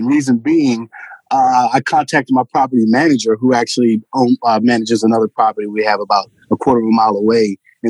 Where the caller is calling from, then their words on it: Goldsboro, North Carolina, United States; Goldsboro, North Carolina, about an hour outside of Raleigh.